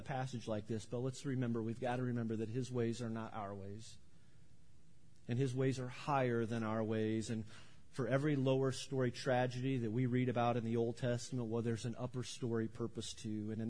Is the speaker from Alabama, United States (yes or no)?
no; near New Berlin, Illinois, United States; I grew up near New Berlin, Illinois